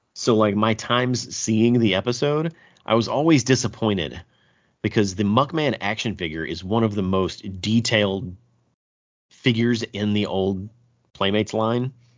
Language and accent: English; the South, United States; I'm from the South.